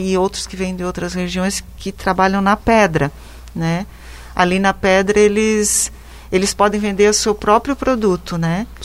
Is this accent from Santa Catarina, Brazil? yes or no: yes; Rio do Oeste, Santa Catarina, Brazil; also born or lived in Lages; Eu sou natural aqui do Vale do Itajaí, do município de Rio do Oeste